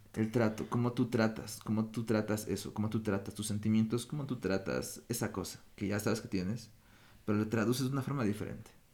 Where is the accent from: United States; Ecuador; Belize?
Ecuador; moved away as an adult; also born or lived in Europe; como ecuatoriano siempre sentí que había una división